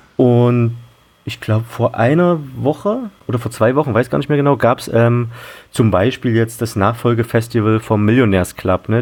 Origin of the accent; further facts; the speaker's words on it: Leipzig, Saxony, Germany; moved away; ich bin äh, sogar in Leipzig aufgewachsen und war da mal für 15 Jahre weg und jetzt bin ich wieder da.